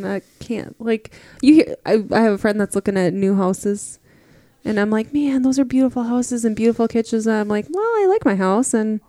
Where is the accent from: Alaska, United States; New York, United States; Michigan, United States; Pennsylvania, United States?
Alaska, United States; I am from Alaska.